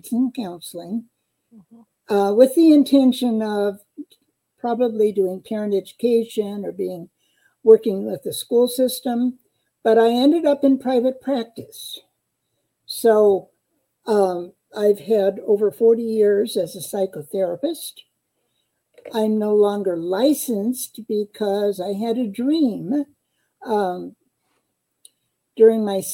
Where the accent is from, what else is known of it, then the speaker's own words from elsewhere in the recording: Eastern Iowa, United States; moved away as an adult; also born or lived in Ames, Iowa; now in Lincoln, Nebraska, United States; I was born and raised in Eastern Iowa